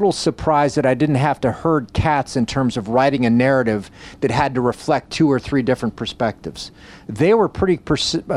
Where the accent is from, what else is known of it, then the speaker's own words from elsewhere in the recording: Coral Gables, Florida, United States; I grew up in Coral Gables, Florida, South Miami